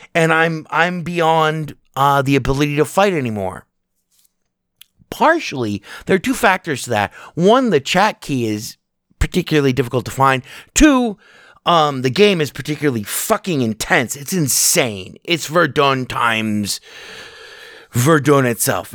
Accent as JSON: {"language": "English", "country": "United States", "said": "as an American"}